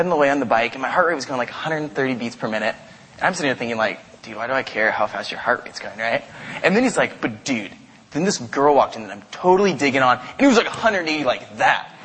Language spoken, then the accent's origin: English; Caldwell, Idaho, United States; moved away; I live in a town called Caldwell. I went to high school and college there.